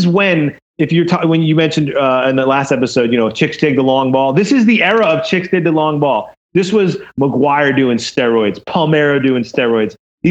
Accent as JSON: {"language": "English", "town": "Boston", "region": "Massachusetts", "country": "United States", "tie": "born or raised there", "said": "I grew up in Boston"}